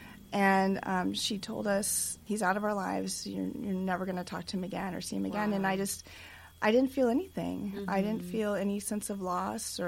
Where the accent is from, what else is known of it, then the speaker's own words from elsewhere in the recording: Los Angeles, California, United States; I was born in Hollywood, California